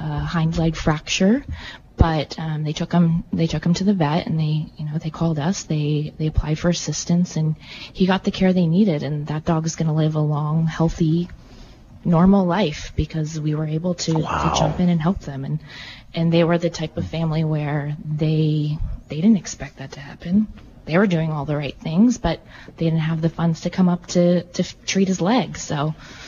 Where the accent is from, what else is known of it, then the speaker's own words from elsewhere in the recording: outside Philadelphia, Pennsylvania, United States; moved away as an adult; now in Carmel, United States; I'm actually from back east. I'm from outside Philadelphia, but I've been in Carmel for about 6 years now